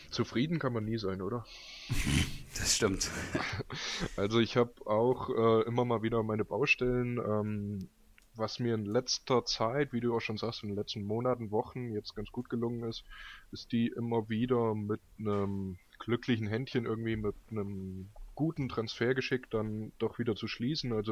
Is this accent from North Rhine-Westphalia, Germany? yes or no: no; Frankfurt, Hesse, Germany; Würde sagen, mit der Bundesliga sieht er so ähnlich aus als Frankfurter wie auch der Erik.